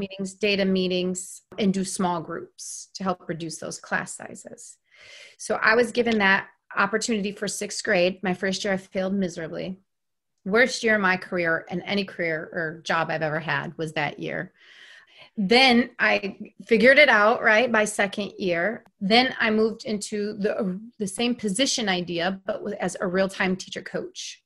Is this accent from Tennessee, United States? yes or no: no; New York, United States; moved away; where I grew up in New York, all white